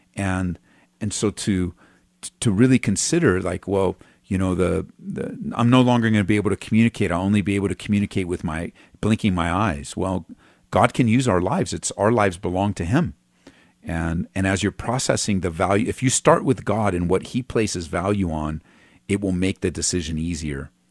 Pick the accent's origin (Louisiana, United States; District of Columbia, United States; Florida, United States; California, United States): California, United States; I was from California, grew up there, um, went to Calvary Chapel Downey